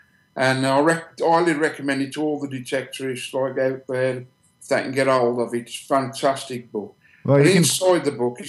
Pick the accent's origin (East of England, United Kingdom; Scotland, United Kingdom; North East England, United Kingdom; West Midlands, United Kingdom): West Midlands, United Kingdom; Black Country; we actually come from the Black Country, and it's right in the centre of England, and a lot of people can't understand the way we talk.